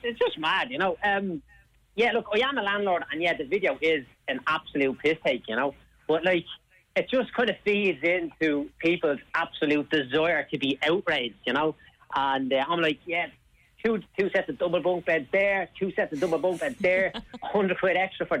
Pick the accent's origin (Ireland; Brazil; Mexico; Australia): Ireland; Dublin, Leinster; born or raised there